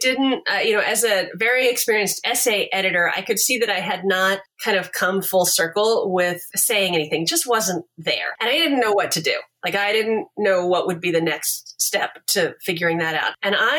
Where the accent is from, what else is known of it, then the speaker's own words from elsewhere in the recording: Texas, United States; also born or lived in Kansas; I grew up in Texas and Kansas, but my folks had grown up in a very small town in Kansas, a different one than where I ended up eventually.